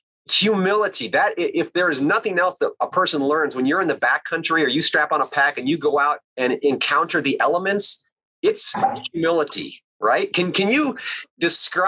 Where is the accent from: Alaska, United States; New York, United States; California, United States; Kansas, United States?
Alaska, United States; I grew up in the Alaskan wilderness without running water or electricity